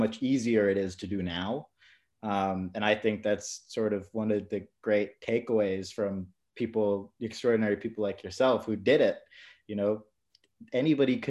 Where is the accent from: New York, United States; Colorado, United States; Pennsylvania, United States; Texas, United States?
New York, United States; New York City; I grew up in New York City